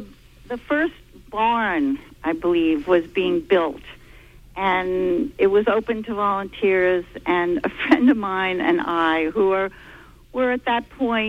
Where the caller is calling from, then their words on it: Stockton Springs, Maine, United States; I'm calling from Stockton Springs.